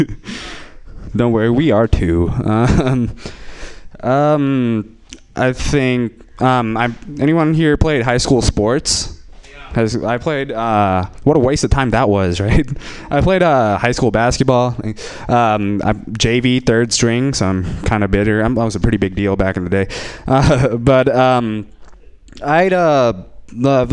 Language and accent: English; Bay Area, California, United States; English is a second language; born and raised, no, raised in the Bay Area